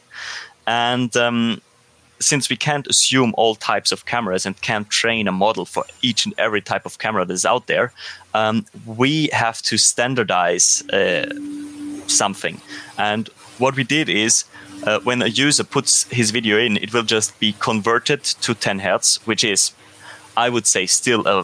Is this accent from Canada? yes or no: no; Austria; I come from Austria, so I am most familiar, of course, with the German speaking world